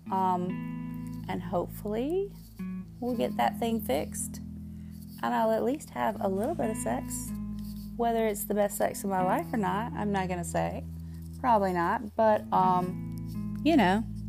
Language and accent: English; the South, United States; accent: Southern; I am from the South. You can probably tell from my accent